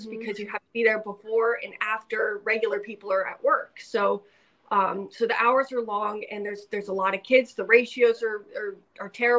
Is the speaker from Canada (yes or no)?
no; California, United States; moved away as an adult; now in Spokane, United States; We just moved here a few months ago, and we're originally from California